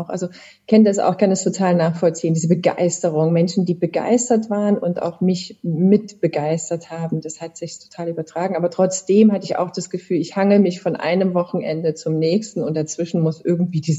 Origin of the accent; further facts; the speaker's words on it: Chemnitz, Saxony, Germany; Ich habe Abitur gemacht in Chemnitz. Du sagtest, das ist meine Heimatstadt.